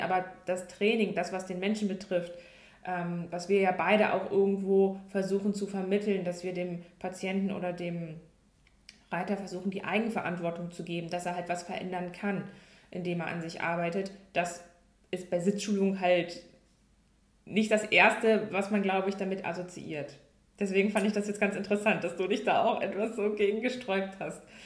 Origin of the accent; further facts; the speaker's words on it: Hanover, Lower Saxony, Germany; ich komme ja aus Norddeutschland, ganz, oder was heißt Norddeutschland, also Hannover, also eher oben im Norden